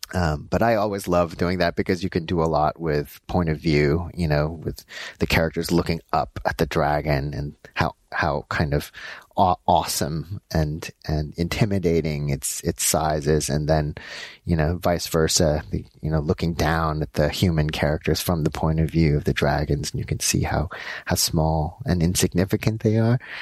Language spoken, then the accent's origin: English; Los Angeles, California, United States; So I was born in Los Angeles. My parents are uh, Korean. They're uh, and uh, I grew up in L.A